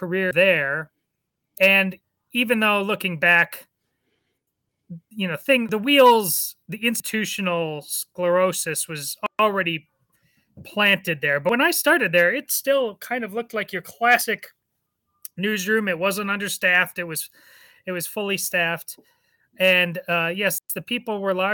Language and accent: English; Madison, Wisconsin, United States; I was born in Madison, Wisconsin, the Berkeley of the Midwest. Very liberal, but Madison was a great place to grow up